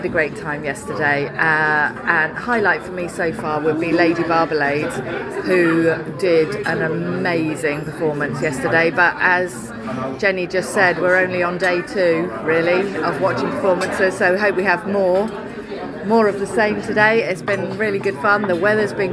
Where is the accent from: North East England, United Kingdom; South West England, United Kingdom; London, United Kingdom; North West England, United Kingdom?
South West England, United Kingdom; Cornwall; from Cornwall